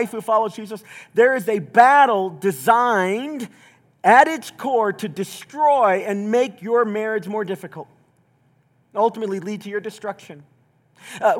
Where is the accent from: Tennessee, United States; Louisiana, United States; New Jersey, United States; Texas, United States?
Tennessee, United States; Southeast; moved away; I grew up mostly in Southeast Tennessee.